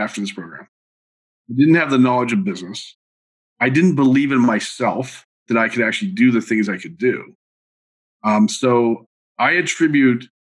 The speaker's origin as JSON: {"language": "English", "town": "Montreal", "region": "Quebec", "country": "Canada", "tie": "born or raised there", "said": "I grew up in Montreal"}